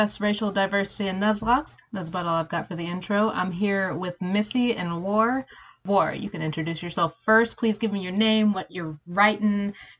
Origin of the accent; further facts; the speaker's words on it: United States; now in Tennessee, United States; fantastically, wonderfully American. We are talking like, the South. I'm down here in Appalachia, Tennessee